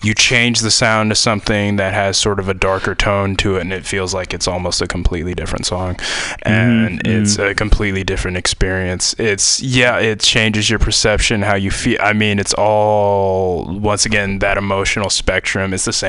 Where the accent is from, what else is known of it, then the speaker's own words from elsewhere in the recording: Tennessee, United States; I mean, I'm from Tennessee. I went to school in the middle of nowhere, Ohio, probably one of the most beautiful campuses in the world.